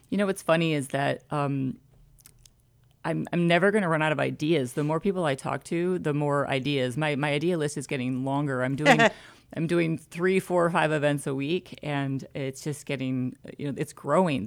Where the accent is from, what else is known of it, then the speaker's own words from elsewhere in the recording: Michigan, United States; now in Conroe, United States; 734 uh, Ann Arbor area code. We're from Michigan